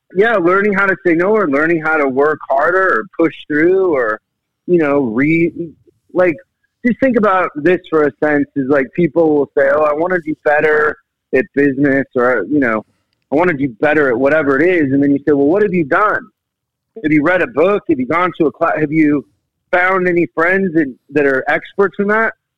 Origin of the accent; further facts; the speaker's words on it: Seattle, Washington, United States; I'm from Seattle